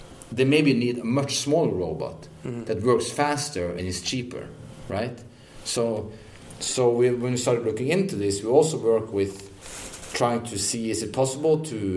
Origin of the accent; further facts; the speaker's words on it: Norway; also born or lived in Odense, Denmark; now in Denmark; I'm from Norway, but I live in Denmark.